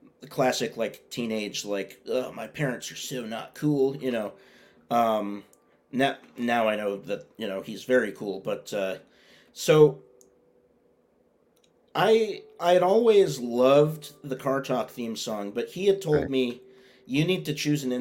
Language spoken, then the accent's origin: English; Boston, Massachusetts, United States; I was born here. I've never moved anywhere else.